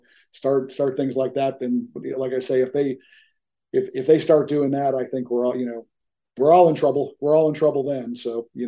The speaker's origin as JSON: {"language": "English", "town": "Chicago", "region": "Illinois", "country": "United States", "tie": "born or raised there", "moved": "yes", "lives_now": "Dallas, United States", "said": "I grew up in the Chicago area"}